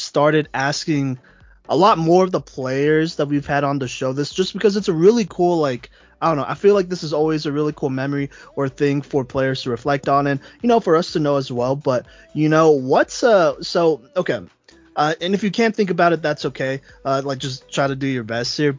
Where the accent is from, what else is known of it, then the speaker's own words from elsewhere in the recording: Texas, United States; now in Colorado, United States; I'm actually from Texas